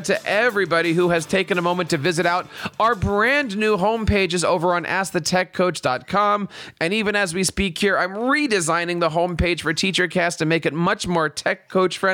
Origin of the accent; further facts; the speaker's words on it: Philadelphia, Pennsylvania, United States; I'm a big Andy Reid fan growing up in Philadelphia